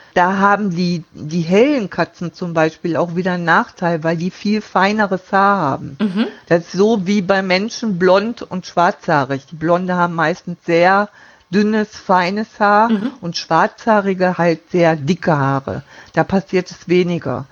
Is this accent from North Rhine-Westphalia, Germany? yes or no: yes; Duisburg, North Rhine-Westphalia, Germany; moved away as an adult; now in Friesenheim, Germany; gebürtig äh, bin ich aus Duisburg. Da habe ich auch bis 2012